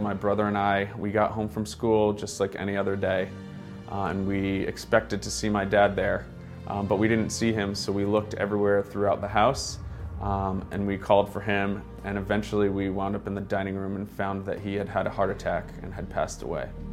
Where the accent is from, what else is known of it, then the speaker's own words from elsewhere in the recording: Stratford, Connecticut, United States; I grew up in Stratford, Connecticut